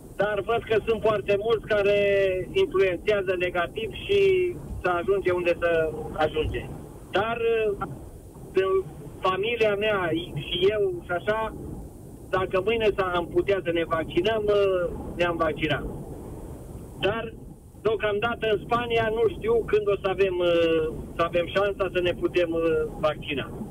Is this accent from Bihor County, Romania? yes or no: no; Brașov, Brașov County, Romania; moved away as an adult; now in Madrid, Spain; eu sunt brașovean